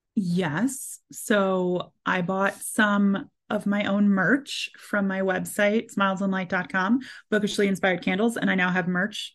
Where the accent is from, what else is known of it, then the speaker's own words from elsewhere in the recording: Maryland, United States; moved away; I'm originally from Maryland